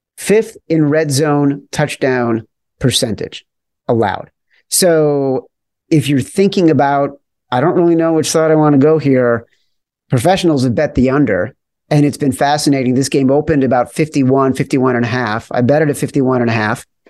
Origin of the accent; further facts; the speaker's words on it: Chicago, Illinois, United States; I grew up in Chicago